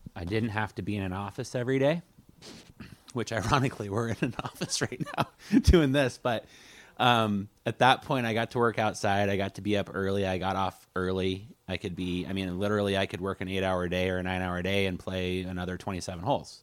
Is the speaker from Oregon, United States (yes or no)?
yes; Coos Bay, Oregon, United States; I was born and raised in Coos Bay